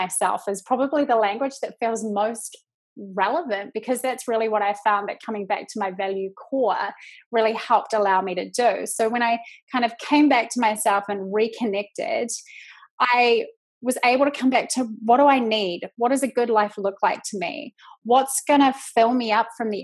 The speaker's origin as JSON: {"language": "English", "country": "New Zealand", "accent": "Kiwi", "moved": "as an adult", "lives_now": "United States", "said": "I am from New Zealand. I live in the States now"}